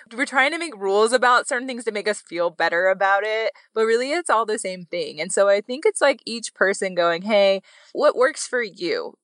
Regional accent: Wyoming, United States; I'm from Wyoming

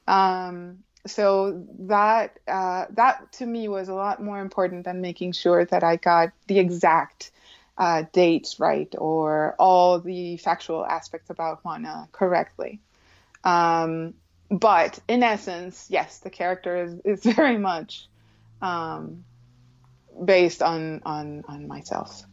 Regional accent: Colombia; when I was a child growing up in Colombia.

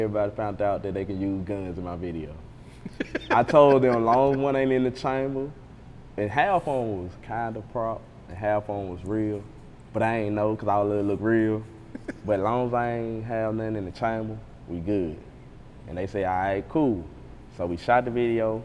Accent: Gunnison, Mississippi, United States; my hometown, Gunnison

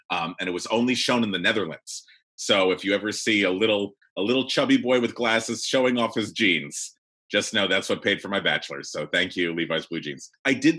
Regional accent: Thousand Oaks, California, United States; I grew up in Thousand Oaks, California

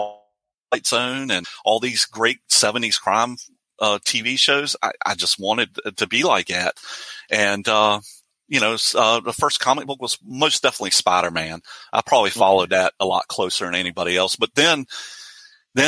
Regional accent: Williamsburg, Virginia, United States; I'm from Williamsburg, Virginia

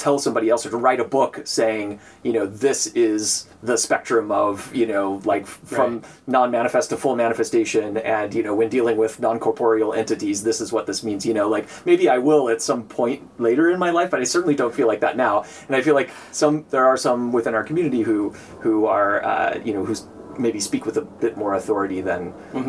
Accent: Northern Nevada, United States; I grew up in Northern Nevada

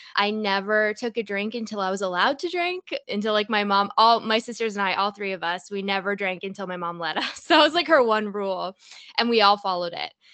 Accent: Toronto, Ontario, Canada; I'm from Toronto

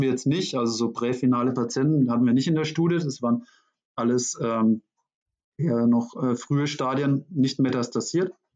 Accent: Schweinfurt, Bavaria, Germany; wurde eine Stelle frei in meiner Heimatstadt Schweinfurt.

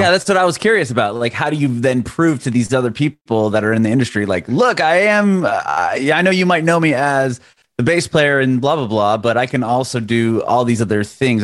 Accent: San Diego, California, United States; moved away as an adult; also born or lived in San Francisco; now in Nashville, United States; I'm in Nashville now, but I'm originally from San Diego

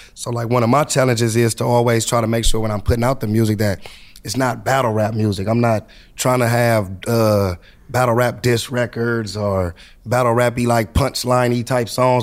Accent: Compton, California, United States; I'm coming from Compton

